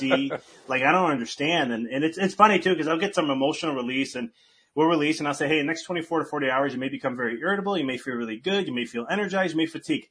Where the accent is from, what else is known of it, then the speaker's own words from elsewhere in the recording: United States; I'm from the United States